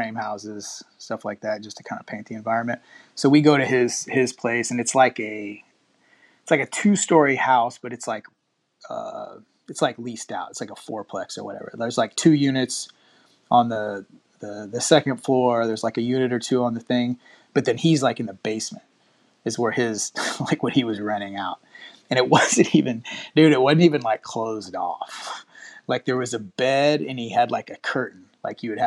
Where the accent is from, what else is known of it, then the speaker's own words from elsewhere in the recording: Houston, Texas, United States; I was born and raised in Houston, but my family's from up around Omaha